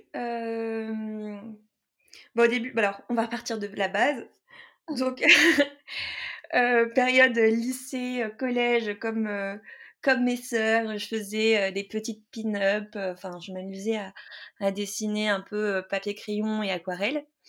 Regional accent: Saint-Pierre, Réunion; je suis née à La Réunion, à Saint-Pierre

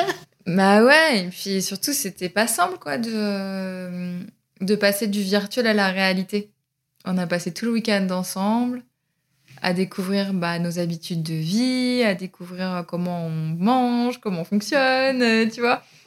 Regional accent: Berry, Centre-Val de Loire, France; also born or lived in Pouligny-Saint-Pierre; now in Paris, France; je suis originaire du Berry

